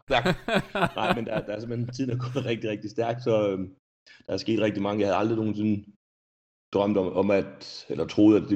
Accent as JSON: {"language": "Danish", "town": "Rødby", "region": "Zealand", "country": "Denmark", "moved": "yes", "lives_now": "Sweden", "said": "Jeg kommer ikke? ned fra Rødby, nede på Lolland."}